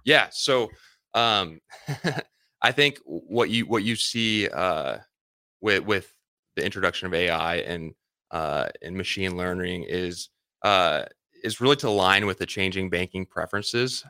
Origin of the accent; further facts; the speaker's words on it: Lincoln, Nebraska, United States; also born or lived in Omaha, Nebraska; I grew up in Lincoln, Nebraska. Like, Lincoln is, is home to me.